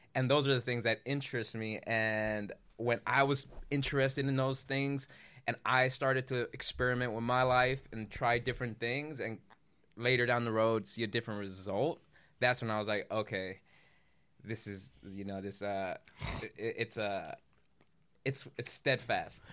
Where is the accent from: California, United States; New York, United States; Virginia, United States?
California, United States; Culver City; I grew up in Culver City